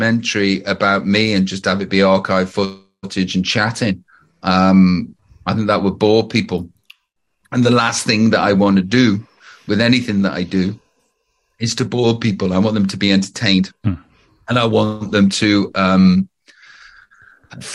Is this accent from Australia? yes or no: no; Stoke-on-Trent, West Midlands, United Kingdom; moved away; also born or lived in Los Angeles; I'm from Stoke-on-Trent